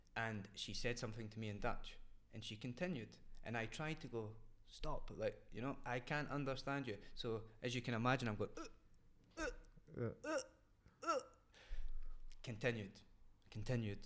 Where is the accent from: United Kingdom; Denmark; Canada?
United Kingdom; Scotland; moved away as an adult; now in Netherlands; I am not British. I'm Scottish